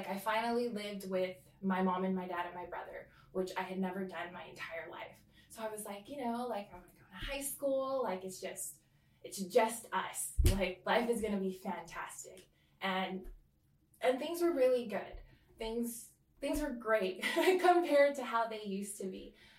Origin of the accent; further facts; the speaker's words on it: Oahu, Hawaii, United States; also born or lived in California / American Samoa; I grew up in California, Oahu. I grew up and American Samoa. So I kind of moved literally to all three places every so often. But Hawaii is home to me. I am full Samoan though, just to be clear.